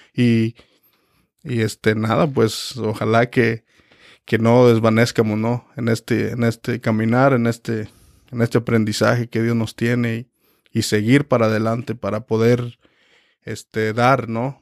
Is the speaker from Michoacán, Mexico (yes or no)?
yes; Michoacán, Mexico; now in Reading, United States; soy también mexicano de Michoacán, México